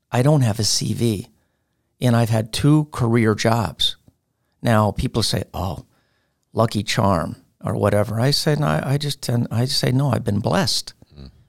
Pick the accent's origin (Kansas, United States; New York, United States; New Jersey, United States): New York, United States; I'm from New York, New York.